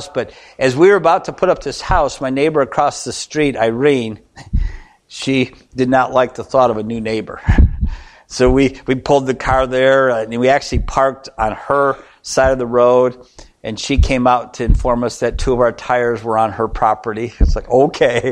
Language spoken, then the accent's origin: English; Michigan, United States; We grew up in Michigan